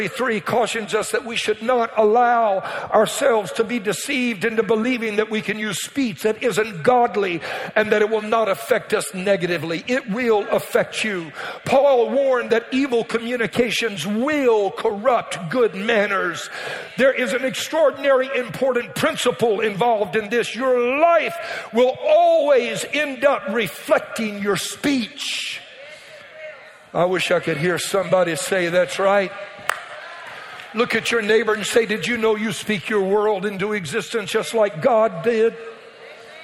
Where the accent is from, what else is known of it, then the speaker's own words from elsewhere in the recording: Louisiana, United States; I was raised in Louisiana